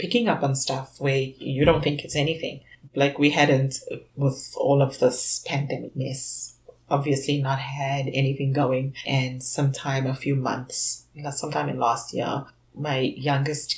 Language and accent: English; South Africa; now in Canada; when I came from South Africa to Canada